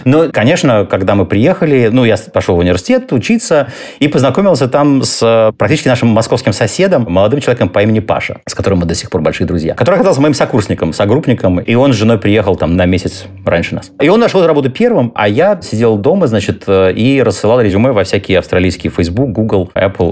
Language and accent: Russian; Russia; moved away as an adult; also born or lived in Moscow; now in Australia; я такой странный чувак из России